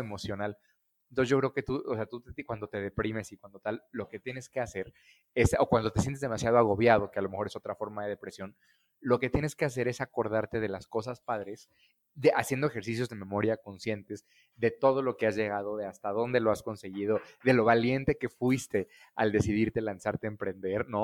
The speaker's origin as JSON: {"language": "Spanish", "region": "Querétaro", "country": "Mexico", "tie": "born or raised there", "also_born_or_lived": "Mexico City", "moved": "yes", "said": "yo soy queretano, nací en una familia este, de financieros queretanos muy tradicionales"}